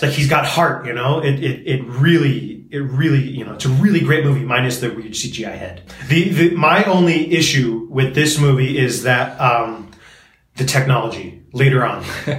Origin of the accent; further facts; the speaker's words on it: Brooklyn, New York, United States; I'm from Brooklyn. Just a kid from Brooklyn.